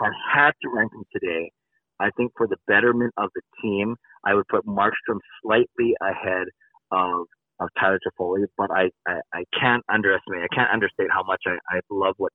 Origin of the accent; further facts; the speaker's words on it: Richmond, British Columbia, Canada; I'm from Richmond